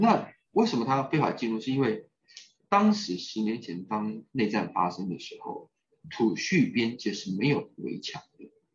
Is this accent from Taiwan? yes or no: yes; Taiwan; moved away as an adult; also born or lived in Taipei / New York / Melbourne / Helsinki; 我是在，在一九七九年在台北出生。那我本身呢是在金融市长大的